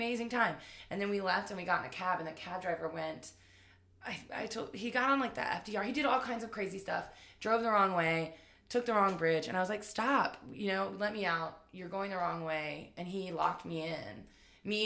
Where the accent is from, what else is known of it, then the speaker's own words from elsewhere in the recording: Richmond, Virginia, United States; also born or lived in Northern Neck, Virginia; I'm from Richmond. I was born at Henrico Doctors Hospital.